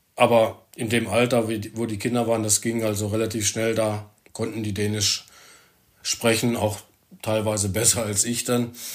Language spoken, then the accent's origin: German; Germany; moved away as an adult; now in Denmark; mein Blut ist nach wie vor deutsch.